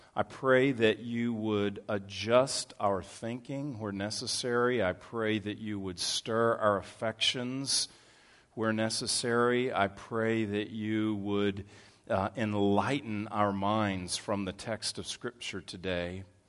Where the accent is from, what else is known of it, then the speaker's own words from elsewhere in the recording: Texas, United States; I grew up in Texas